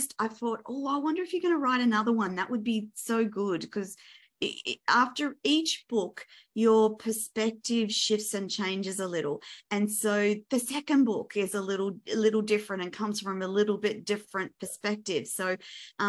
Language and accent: English; Australia; I'm an Australian.